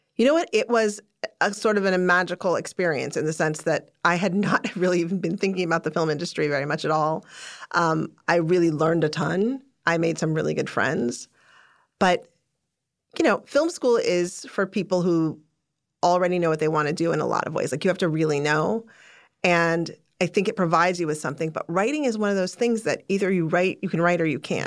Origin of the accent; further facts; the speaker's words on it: Chicago, Illinois, United States; I was born in Chicago. I was raised in the suburbs of Chicago